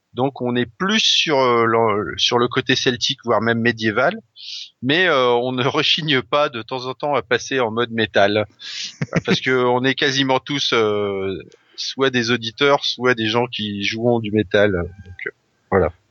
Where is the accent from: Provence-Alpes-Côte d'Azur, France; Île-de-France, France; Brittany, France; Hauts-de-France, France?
Brittany, France; moved away; j'ai grandi en Bretagne une partie de ma jeunesse